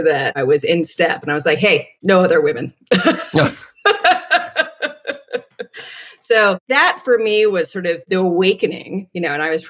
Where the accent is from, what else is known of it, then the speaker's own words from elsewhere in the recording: New Haven, Connecticut, United States; moved away as an adult; also born or lived in Bay Area; I grew up in New Haven, so I was a townie for Yale